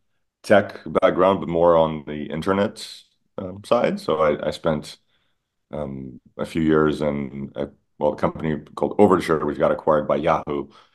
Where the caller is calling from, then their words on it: Miami, Florida, United States; I am calling in from Miami.